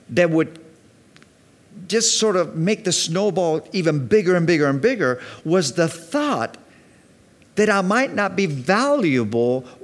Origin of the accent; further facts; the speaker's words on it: Mallorca, Balearic Islands, Spain; also born or lived in Virginia Beach, United States; because I was raised in Mallorca and I was raised in Virginia Beach. There was always sun.